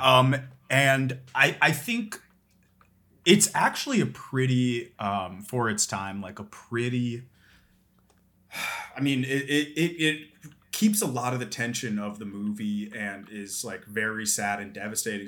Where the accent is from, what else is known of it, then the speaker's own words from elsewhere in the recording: Philadelphia, Pennsylvania, United States; I'm from Philadelphia